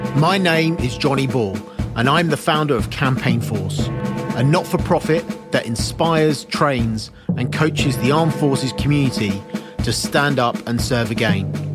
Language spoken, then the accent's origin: English; Kent, South East England, United Kingdom; growing up in Kent as well